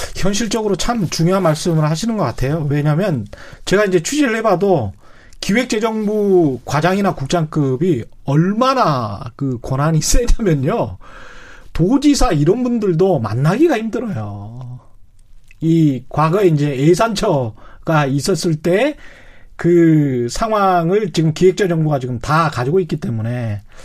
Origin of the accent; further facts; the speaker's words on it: Yeosu, South Jeolla, South Korea; 제 고향이 여수인데요